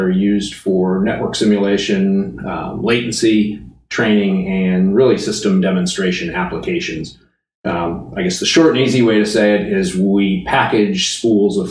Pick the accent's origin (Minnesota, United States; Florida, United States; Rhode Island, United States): Rhode Island, United States; moved away as an adult; also born or lived in Connecticut / Los Angeles; I was born in Connecticut and grew up in Rhode Island